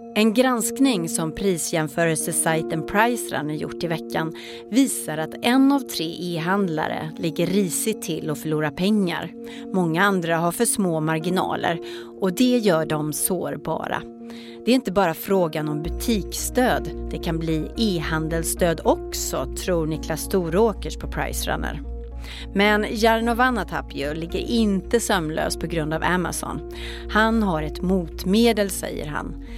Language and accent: Swedish; Ulricehamn, Västra Götaland, Sweden; Jag är från Ulricehamn.